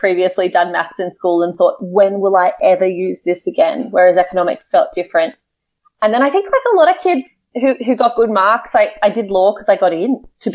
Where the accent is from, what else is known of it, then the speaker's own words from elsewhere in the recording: Canberra, Australian Capital Territory, Australia; I grew up in Canberra, which is Australia's capital city